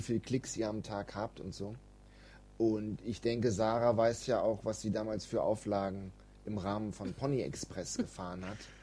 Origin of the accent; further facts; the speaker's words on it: Germany; wir Deutschen